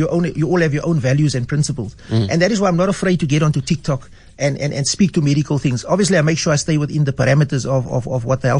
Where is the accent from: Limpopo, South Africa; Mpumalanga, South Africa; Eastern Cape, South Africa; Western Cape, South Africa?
Western Cape, South Africa; Cape Town; I was born and bred in Manenberg, grew up there, went to primary school in Manenberg, high school in Mowbray at Rhodesay.